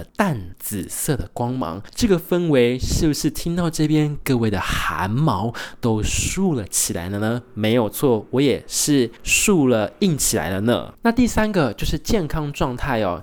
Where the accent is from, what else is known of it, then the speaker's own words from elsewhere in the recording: Taiwan; now in Australia; 所以身为台湾人